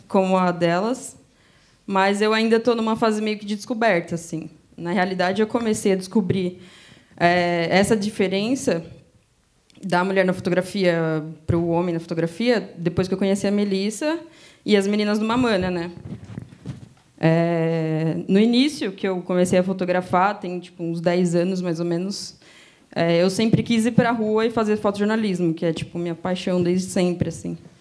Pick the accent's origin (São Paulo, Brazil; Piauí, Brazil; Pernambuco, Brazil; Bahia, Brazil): São Paulo, Brazil; Greater ABC region; Eu sou da região do Grande ABC de São Paulo